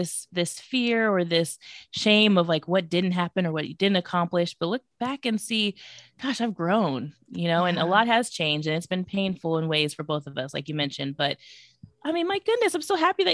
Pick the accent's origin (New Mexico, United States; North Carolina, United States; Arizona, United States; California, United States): California, United States; Bay Area; moved away as an adult; now in Atlanta, United States; I'm actually from the Bay Area, California, but have lived outside of Atlanta